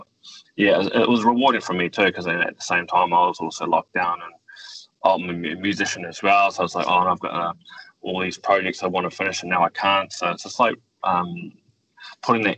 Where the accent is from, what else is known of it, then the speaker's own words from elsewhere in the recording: New Zealand; growing up in New Zealand, I feel very privileged to be able to live in a country like New Zealand.